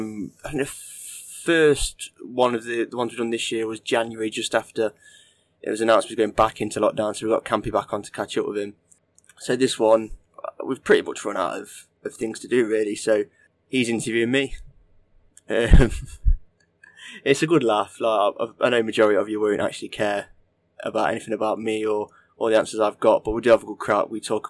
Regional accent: Derby, East Midlands, United Kingdom; our memories of growing up in Derby and all sorts of stuff like

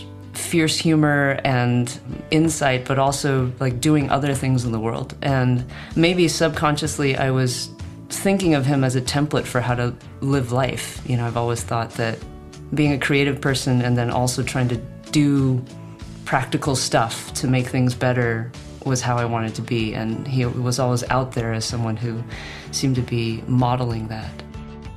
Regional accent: San Francisco Bay Area, California, United States; I grew up in the San Francisco Bay Area and so spent many moments of my childhood down in that area

